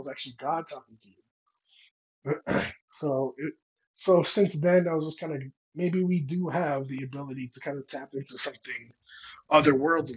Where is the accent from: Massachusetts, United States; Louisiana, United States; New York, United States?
New York, United States; New York City; moved away as an adult; now in New Mexico, United States; I'm Dominican by Washington Heights